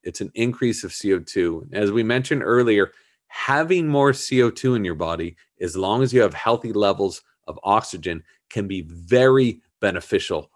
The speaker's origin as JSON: {"language": "English", "region": "Southern California", "country": "United States", "tie": "born or raised there", "said": "I grew up in Southern California, so we were just down there all the time"}